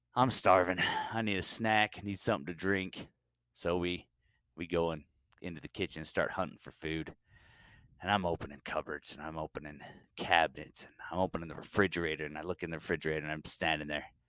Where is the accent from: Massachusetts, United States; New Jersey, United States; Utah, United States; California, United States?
Utah, United States; I am from Utah.